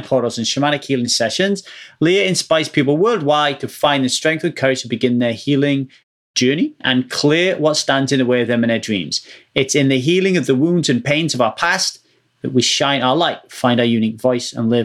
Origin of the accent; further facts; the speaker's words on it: United Kingdom; now in Los Angeles, United States; I'm British